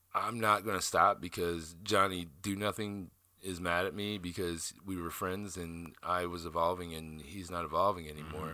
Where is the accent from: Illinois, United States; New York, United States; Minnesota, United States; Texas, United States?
Illinois, United States; Southern; moved away; also born or lived in South Dakota; I grew up in Southern Illinois in a town of 500 people.